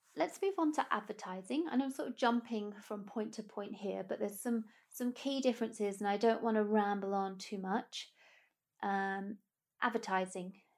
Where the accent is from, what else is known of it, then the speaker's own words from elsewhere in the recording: United Kingdom; being British